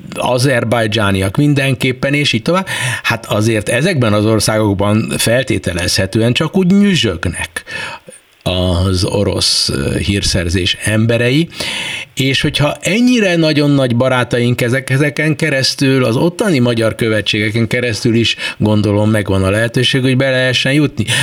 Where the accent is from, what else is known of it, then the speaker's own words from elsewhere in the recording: Hungary; mi magyarok vagyunk, és minket a hazánk különösképpen érdekel